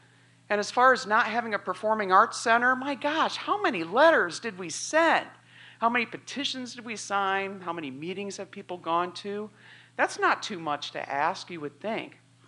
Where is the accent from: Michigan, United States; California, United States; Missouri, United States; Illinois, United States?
Illinois, United States; now in Macomb, United States; This is my home. I came here from Northern Illinois back in 86 to come to school here.